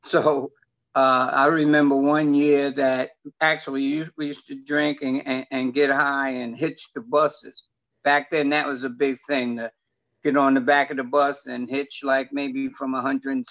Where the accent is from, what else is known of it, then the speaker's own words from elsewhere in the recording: New York City, New York, United States; born and raised in New York, up in Harlem